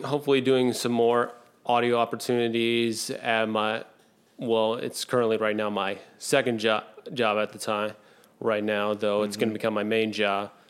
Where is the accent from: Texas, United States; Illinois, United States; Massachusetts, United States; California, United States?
Illinois, United States; Evanston; now in Nashville, United States; I grew up just outside of Chicago in Evanston, Illinois.